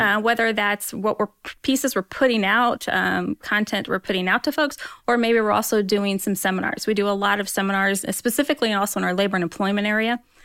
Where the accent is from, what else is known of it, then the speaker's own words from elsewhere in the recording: Roanoke, Indiana, United States; also born or lived in Hillsdale, Michigan; now in Fort Wayne, United States; I grew up down in Roanoke, but I actually went to Bishop Lewis High School.